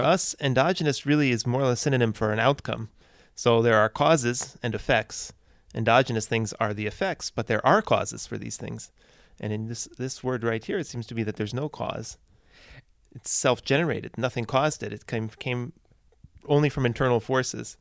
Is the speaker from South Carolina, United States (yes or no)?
no; Cincinnati, Ohio, United States; now in Boston, United States; I come from Cincinnati, but I live in Boston